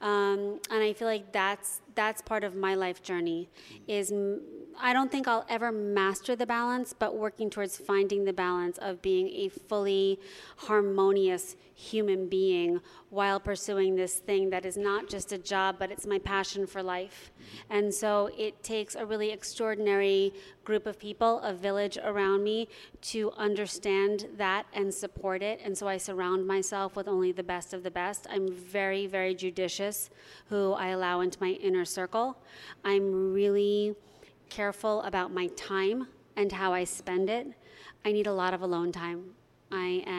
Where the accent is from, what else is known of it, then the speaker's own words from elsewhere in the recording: New York, United States; moved away as an adult; now in Los Angeles, United States; I'm a New Yorker, and that's where I lived the first part of my life and built my career